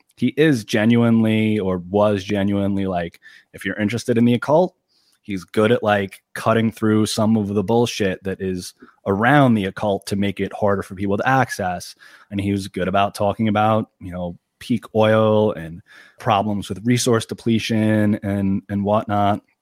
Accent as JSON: {"language": "English", "area": "Long Island", "region": "New York", "country": "United States", "said": "I'm from Long Island, New York"}